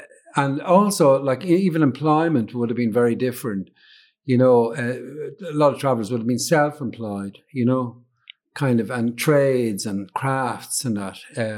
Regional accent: Dublin, Leinster, Ireland; I was born in Dublin, but I traveled quite a lot. So, you know, so although I'm from Dublin, I identify with Dublin kind of in one way, you know, but I'm a traveler

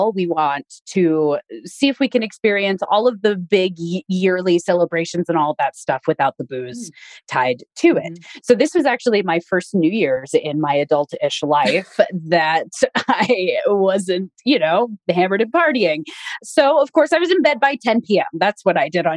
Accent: Reno, Nevada, United States; moved away; I am in my hometown of Reno, Nevada

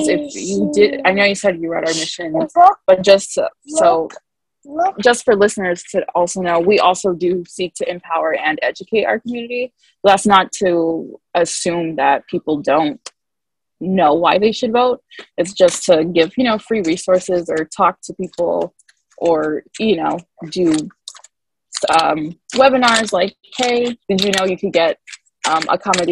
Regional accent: Muncie, Indiana, United States; I'm from Muncie

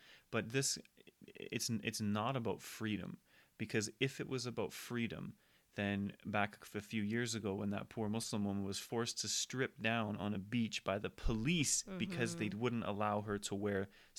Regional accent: United Kingdom; Like, I'm British. I'm actually French as well.

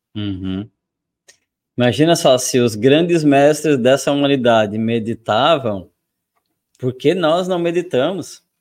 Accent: Brazil; eu nasci no Brasil

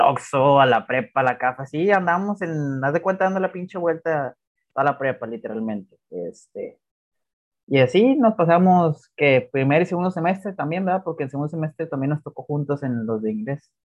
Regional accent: Mexico; como cualquier mexicano que hace las clases al último

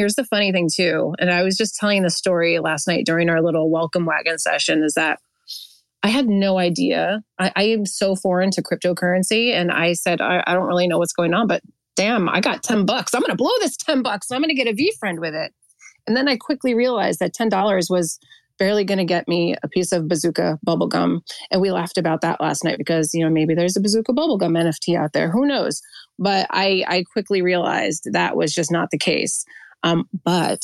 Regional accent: New Jersey, United States; accent: New Jersey; I'm a native New Jerseyan, if you couldn't tell by my accent

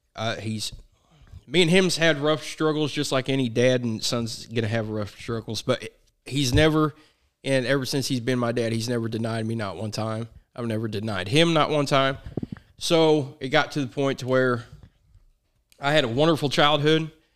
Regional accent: Chillicothe, Missouri, United States; I was born in Chillicothe, Missouri

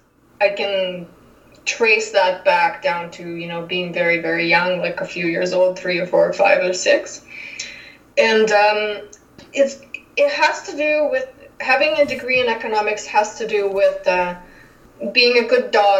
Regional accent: Russia; moved away as an adult; now in Calgary, Canada; So I came directly from Russia to Calgary and been staying here since. And I come from an industrial city of more than 1 million people

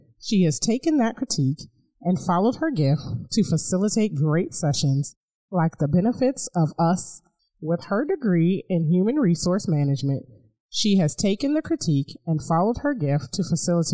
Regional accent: Chicago, Illinois, United States; moved away; I grew up in Chicago when I was little

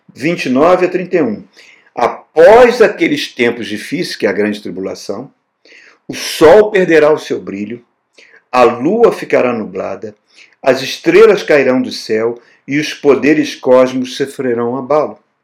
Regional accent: Brazil; Eu sou brasileiro

